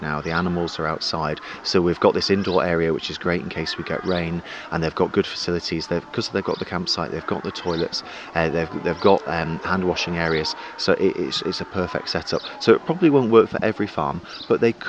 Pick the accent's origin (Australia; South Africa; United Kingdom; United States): United Kingdom; London; now in Isle of Man; I was born and bred in London